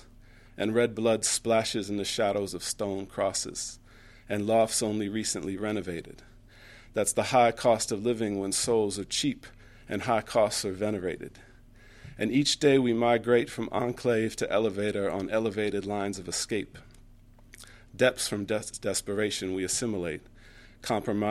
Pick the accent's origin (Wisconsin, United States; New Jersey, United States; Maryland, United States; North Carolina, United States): Wisconsin, United States; Milwaukee; moved away as an adult; now in Chicago, United States; growing up in Milwaukee